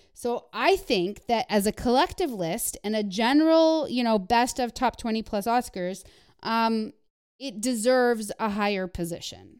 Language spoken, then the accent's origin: English; Canada; moved away; growing up in Canada